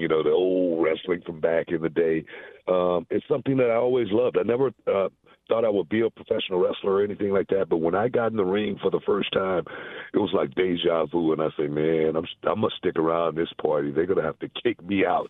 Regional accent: Houston, Texas, United States; also born or lived in Louisiana; I grew up in Houston

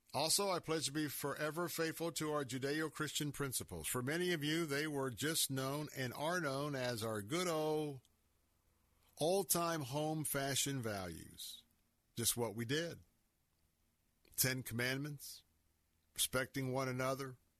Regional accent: Tampa, Florida, United States; I was born and raised here in Tampa

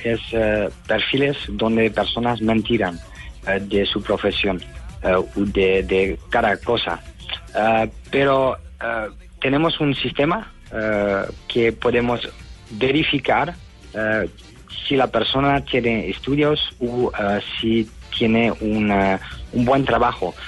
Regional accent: Netherlands; now in Spain; Jess, y yo somos de Holanda

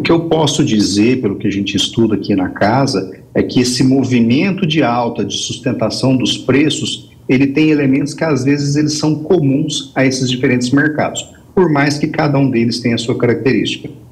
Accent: Bom Jesus de Goiás, Goiás, Brazil; lá em Bom Jesus de Goiás, minha terra

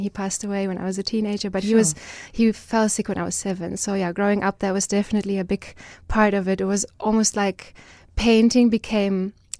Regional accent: Germany; English is a second language; moved away as an adult; also born or lived in Düsseldorf, Germany; now in South Africa; I grew up in Germany, was born in Germany

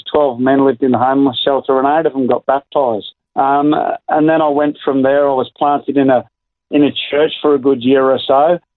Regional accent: Melbourne, Victoria, Australia; moved away as an adult; now in Hervey Bay, Australia; I was born in Melbourne and raised in the big city

